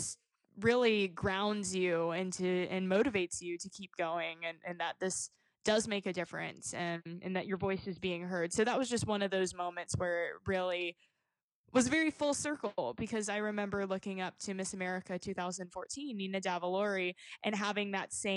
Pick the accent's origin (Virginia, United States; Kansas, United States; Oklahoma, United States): Virginia, United States; Hampton; I was raised in Hampton, Virginia.